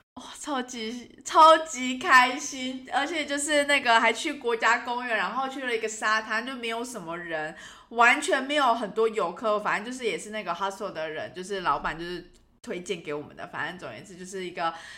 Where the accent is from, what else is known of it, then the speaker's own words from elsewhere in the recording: Taiwan; 我们是从台湾来